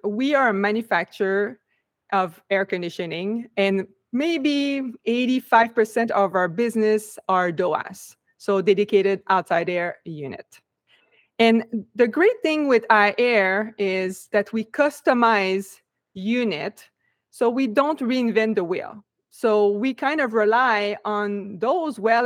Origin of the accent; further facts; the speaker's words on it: Quebec, Canada; moved away as an adult; now in United States; even if I'm from Quebec, I moved to United States right off after college